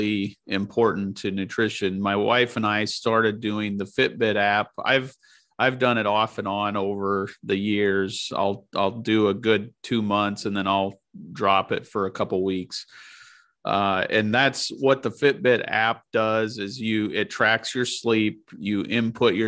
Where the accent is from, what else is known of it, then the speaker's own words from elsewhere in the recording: Nebraska, United States; growing up in Nebraska